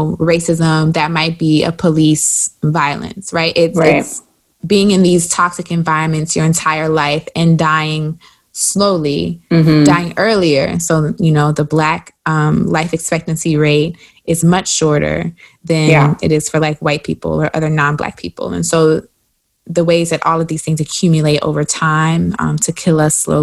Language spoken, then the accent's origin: English; South Carolina, United States; if you're from South Carolina like me